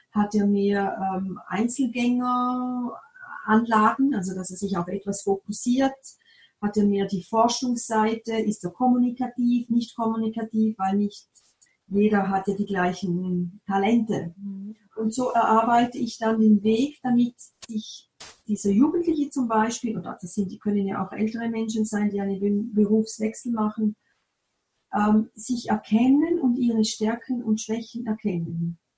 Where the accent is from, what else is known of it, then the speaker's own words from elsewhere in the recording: Appenzell, Switzerland; ich komme aus dem Appenzellerland, da gibt es oft noch Bauern